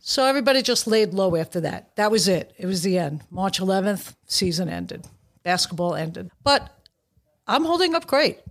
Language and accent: English; New York City, New York, United States; I grew up in Brooklyn